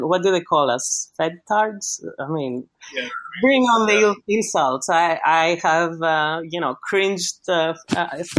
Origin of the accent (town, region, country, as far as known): Greece; accent: Greek; English is a second language; moved away